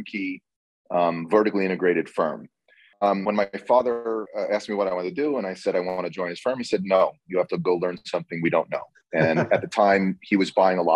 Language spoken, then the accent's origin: English; Red Bank, New Jersey, United States; also born or lived in Boston; I was born in Red Bank, New Jersey